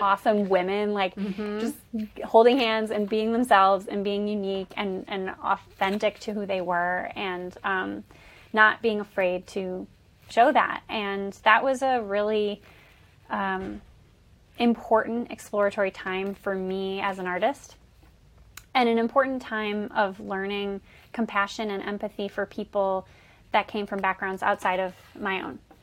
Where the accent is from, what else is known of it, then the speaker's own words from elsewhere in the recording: Bay City, Michigan, United States; moved away as an adult; also born or lived in New York; I'm originally from Bay City, Michigan, where I am currently in my childhood bedroom, which is kind of wild. Um, so I'm from Bay City. I uh, grew up here